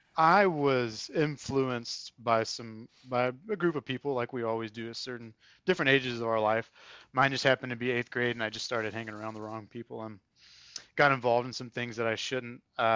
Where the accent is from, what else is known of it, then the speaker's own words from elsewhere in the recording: North Carolina, United States; I'm from the Triad area of North Carolina.